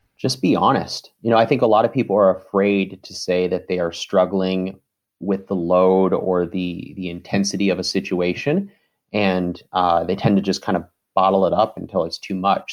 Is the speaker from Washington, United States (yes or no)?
yes; Seattle, Washington, United States; moved away as an adult; now in Detroit, United States; I'm from Seattle